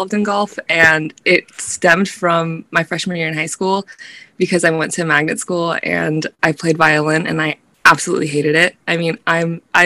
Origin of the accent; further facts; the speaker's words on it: Florida, United States; moved away as an adult; also born or lived in upstate New York; I was from Florida